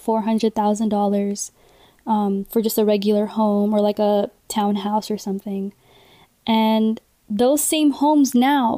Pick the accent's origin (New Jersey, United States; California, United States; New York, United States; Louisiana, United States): California, United States; San Jose; growing up in San Jose and in the South Bay